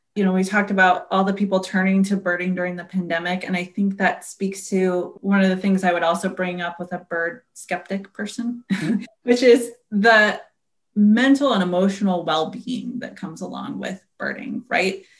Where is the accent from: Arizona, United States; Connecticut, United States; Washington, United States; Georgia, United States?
Washington, United States; Seattle; I grew up in the Seattle area